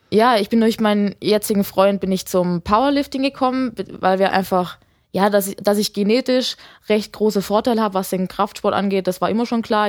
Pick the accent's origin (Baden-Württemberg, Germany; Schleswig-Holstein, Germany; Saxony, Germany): Baden-Württemberg, Germany; Lake Constance; habe in einem kleinen Dorf aufgewachsen am Bodensee